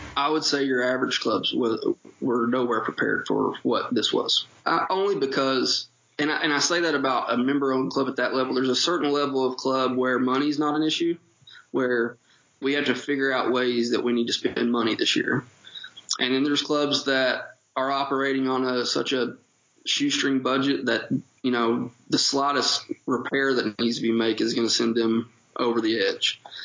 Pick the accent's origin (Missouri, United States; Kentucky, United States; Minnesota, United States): Kentucky, United States; Paintsville; accent: Eastern Kentucky; I- am originally from Paintsville, Kentucky, proud Eastern Kentuckian, as you'll hear in my accent. I've never gotten rid